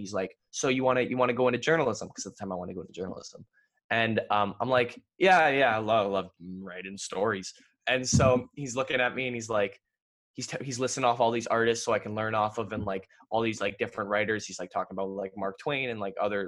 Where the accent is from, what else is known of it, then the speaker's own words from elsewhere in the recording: Ontario, Canada; I'm from Ontario.